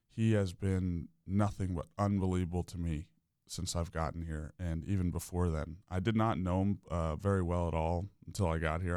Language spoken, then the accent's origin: English; Winter Park, Florida, United States; I'm from Winter Park. I actually grew up, uh, just off of Park Avenue